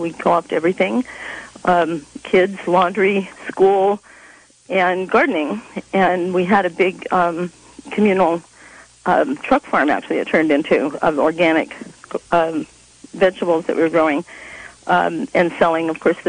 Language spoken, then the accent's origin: English; Texas, United States; also born or lived in England / Iowa / Kansas / California; I was born in England and came to the States after World War II, right after it. And then we moved across the U.S. I grew up in Texas, Iowa, and Kansas, and my world was very flat and full of corn and wheat until we moved out to California